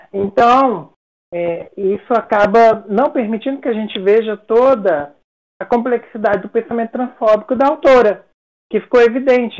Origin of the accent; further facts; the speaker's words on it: Brasília, Federal District, Brazil; Eu cresci, nasci e cresci em Brasília, na capital federal